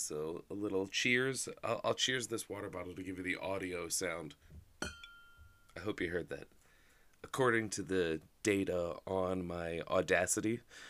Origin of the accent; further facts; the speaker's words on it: New Jersey, United States; Congratulations to my home state of New Jersey, who the day after 420... in perfect New Jersey fashion, saw fit to legalize weed recreationally, which is huge.